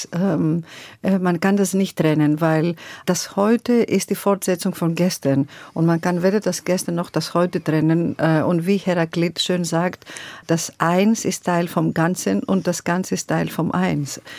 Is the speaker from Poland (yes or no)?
no; Greece; German is a second language; now in Germany; das, das, wir sind so aufgewachsen in Griechenland. Wir wachsen so mit dem Rhythmus und Melodie und ich lasse es es eigentlich fließen.